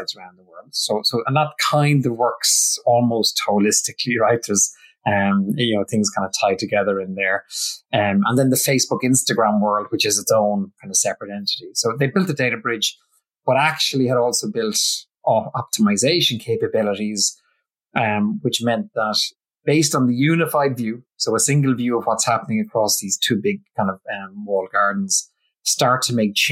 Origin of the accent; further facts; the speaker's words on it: Ireland; I'm Irish